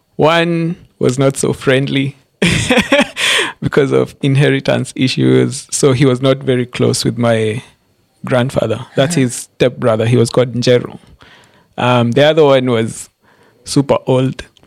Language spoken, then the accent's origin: English; Embu, Embu County, Kenya; moved away as an adult; now in Nairobi, Kenya; I grew up, I was born and raised in Embu, Embu County